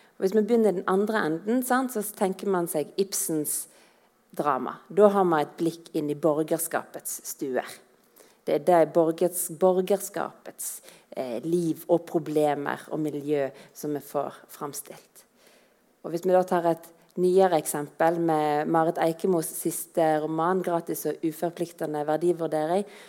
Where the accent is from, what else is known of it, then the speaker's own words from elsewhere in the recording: Voss, Vestland, Norway; Som vossing